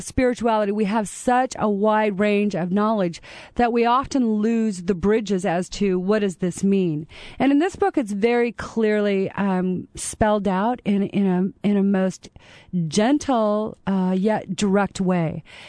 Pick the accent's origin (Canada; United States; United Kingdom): Canada; moved away; You know, I'm a Canadian